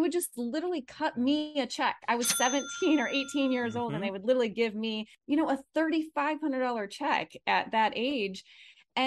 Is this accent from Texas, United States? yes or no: no; Michigan, United States; now in Phoenix, United States; I'm from Michigan originally, so you might be hearing that accent come out every once in a while, but I'm in Phoenix